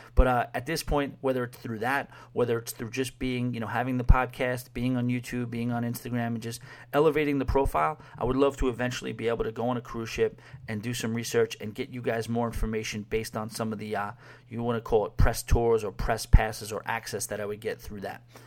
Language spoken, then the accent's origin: English; New York City, New York, United States; moved away; also born or lived in Long Island; growing up in New York City and Long Island